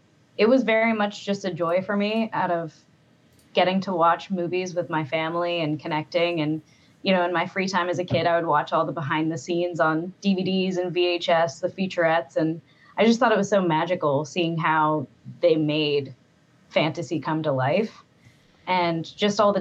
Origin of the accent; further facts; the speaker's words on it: Massachusetts, United States; I didn't come from a place that had a lot of filmmaking. You know, I'm from Massachusetts